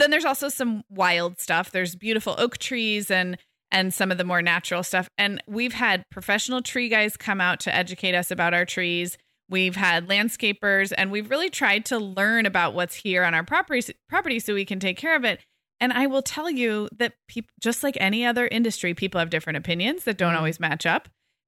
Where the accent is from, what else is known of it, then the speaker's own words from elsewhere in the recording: California, United States; So like I'm such a Californian and you're a Michigander